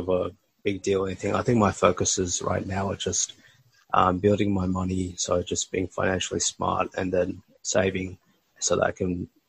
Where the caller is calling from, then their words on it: Melbourne, Victoria, Australia; I'm calling you from Melbourne right now.